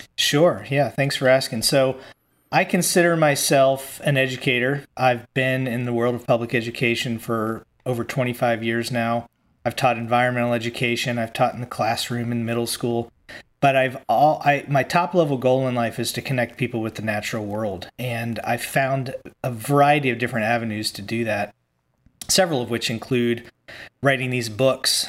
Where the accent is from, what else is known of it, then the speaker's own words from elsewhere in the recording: Virginia, United States; now in Humboldt County, California, United States; I, I grew up in Virginia in the Appalachian Mm-hmm. And the Piedmont and the Appalachian Mountains.